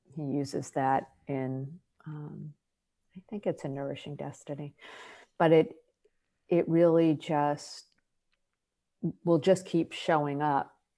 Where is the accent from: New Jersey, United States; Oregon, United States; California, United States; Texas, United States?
New Jersey, United States; I'm from New Jersey, we're both Jewish